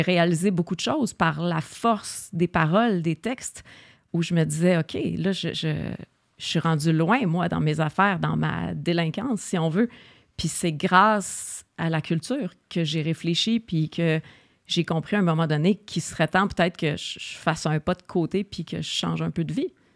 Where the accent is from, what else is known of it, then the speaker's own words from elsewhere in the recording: Montreal, Quebec, Canada; Je suis Oshalaga. born, raised